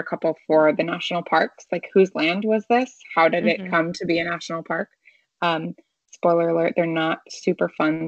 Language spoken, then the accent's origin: English; United States; my hometown was home to the Cherokee people